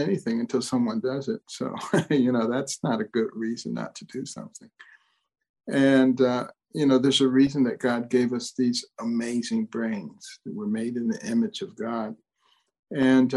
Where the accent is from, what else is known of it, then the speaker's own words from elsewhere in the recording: Detroit, Michigan, United States; also born or lived in Boston; I grew up in Detroit and partly in Boston